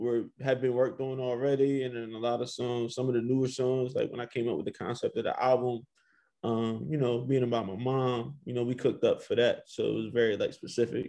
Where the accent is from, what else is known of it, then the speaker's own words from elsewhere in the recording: Woodbury, New Jersey, United States; where I'm from is like very, very diverse, Woodbury, New Jersey.